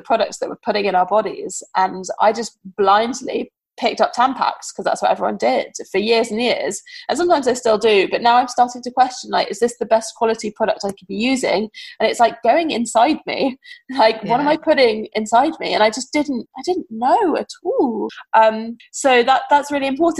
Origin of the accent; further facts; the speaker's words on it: United Kingdom; we're British